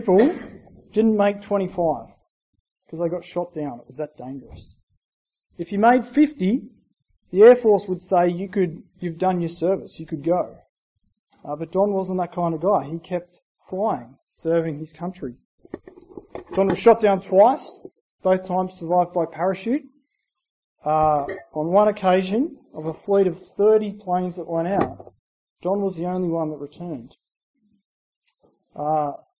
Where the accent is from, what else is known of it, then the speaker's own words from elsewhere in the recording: Gundagai, New South Wales, Australia; I grew up in Gundagai, New South Wales, a small town in New South Wales, about 2,000 people